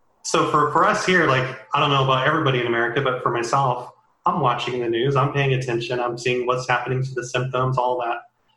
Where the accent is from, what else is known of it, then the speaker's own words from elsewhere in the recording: California, United States; So we're on April 26th, California. I'm from California.